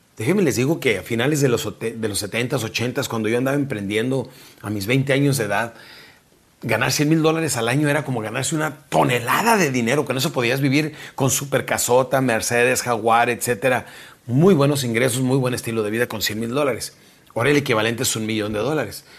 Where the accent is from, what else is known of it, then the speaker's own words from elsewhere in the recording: Mexico; now in South Texas, United States; nuestra República Mexicana